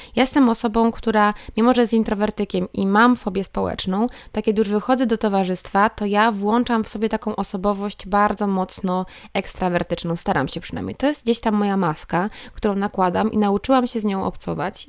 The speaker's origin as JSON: {"language": "Polish", "town": "Sieradz", "region": "Łódź Voivodeship", "country": "Poland", "moved": "yes", "lives_now": "Wrocław, Poland", "said": "jestem z Sieradza, mieszkam we Wrocławiu"}